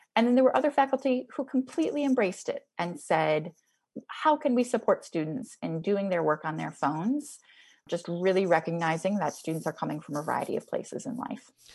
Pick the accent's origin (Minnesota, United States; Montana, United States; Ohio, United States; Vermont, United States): Minnesota, United States; Twin Cities; I grew up, uh, people in the Twin Cities will appreciate this. I grew up right near the state fairgrounds